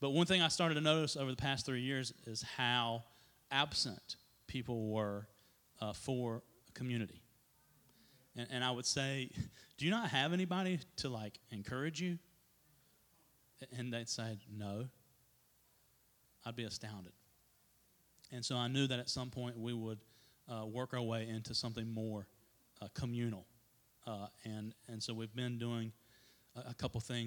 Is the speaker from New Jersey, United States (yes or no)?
no; Trinity, North Carolina, United States; I grew up here in the Trinity area, which is not very far down the road, on a little tobacco farm